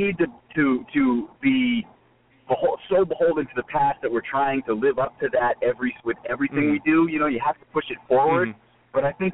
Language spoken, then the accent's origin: English; Boston, Massachusetts, United States; moved away as an adult; now in South Florida, United States; I'm a transplant. I'm from Boston. I came down here for work